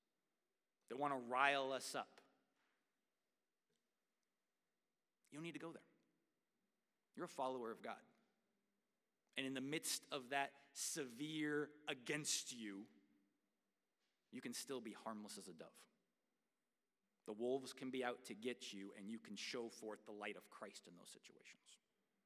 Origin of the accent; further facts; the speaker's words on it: United States; I am proud to be an American.